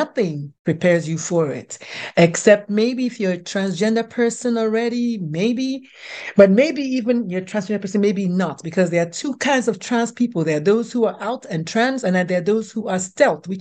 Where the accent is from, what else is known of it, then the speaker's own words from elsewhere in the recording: Nigeria; moved away as an adult; now in United States; I was born, bred, buttered, and slightly burned in Nigeria